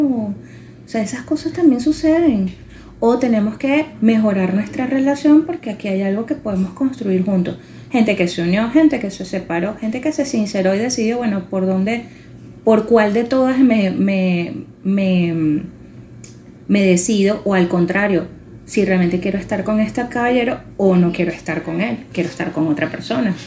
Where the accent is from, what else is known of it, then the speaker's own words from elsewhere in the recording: Venezuela; nosotros le colocamos como venezolanos